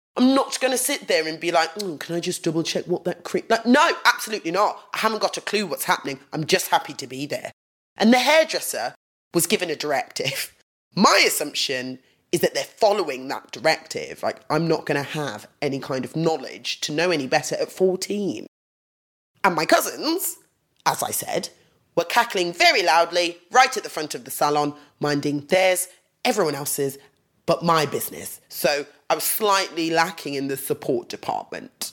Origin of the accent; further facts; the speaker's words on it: Nottingham, East Midlands, United Kingdom; I grew up in Nottingham.